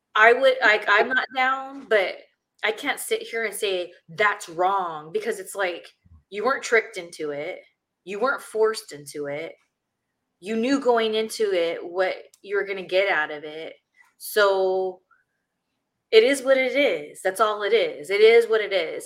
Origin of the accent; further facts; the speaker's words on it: Ontario, California, United States; I was still living in my hometown, which is Ontario, California